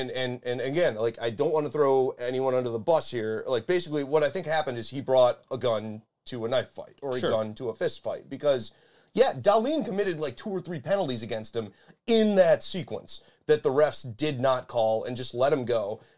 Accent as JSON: {"language": "English", "town": "Buffalo", "region": "New York", "country": "United States", "said": "we're from Buffalo."}